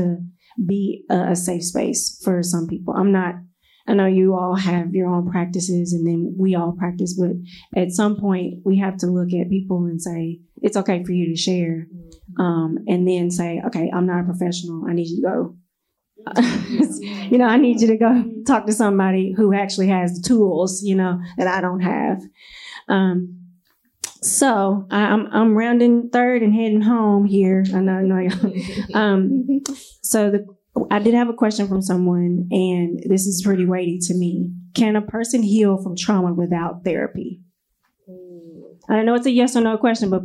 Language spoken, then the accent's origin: English; Nashville, Tennessee, United States; now in Memphis, United States; And then I grew up in Nashville